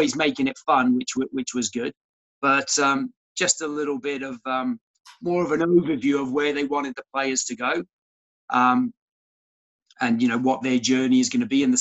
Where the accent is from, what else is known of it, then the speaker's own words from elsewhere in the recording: Cardiff, Wales, United Kingdom; moved away as an adult; also born or lived in Australia / Bath; when I was 9 years old, my parents moved to Cardiff.